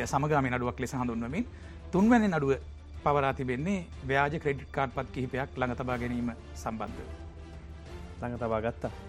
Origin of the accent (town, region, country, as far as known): Battaramulla, Western Province, Sri Lanka; born or raised there; moved away as an adult; now in Kolonnawa, Sri Lanka